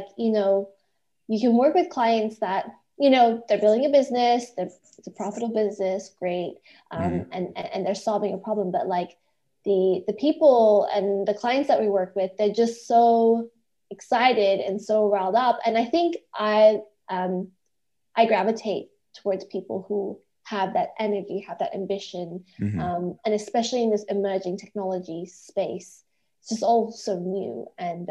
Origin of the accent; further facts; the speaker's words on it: Indonesia; also born or lived in Malaysia / Australia; So I'm actually Australian, but I was born in Malaysia and grew up in Indonesia. So I've got quite a global background.